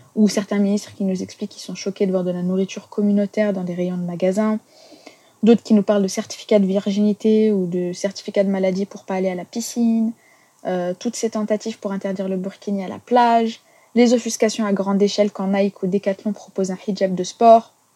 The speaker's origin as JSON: {"language": "French", "country": "France", "said": "On, est musulmans, on est français, on est citoyens"}